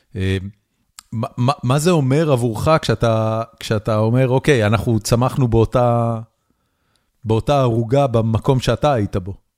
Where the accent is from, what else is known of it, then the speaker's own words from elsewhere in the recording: Haifa, Haifa District, Israel; אני גדלתי בחיפה, על הכרמל